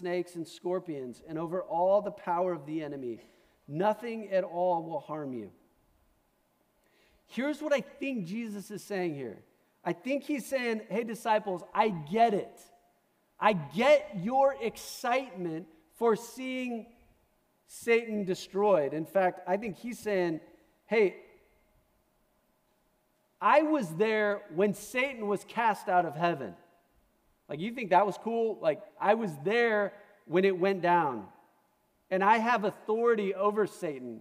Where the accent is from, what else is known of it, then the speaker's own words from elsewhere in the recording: Omaha, Nebraska, United States; moved away; I'm from Omaha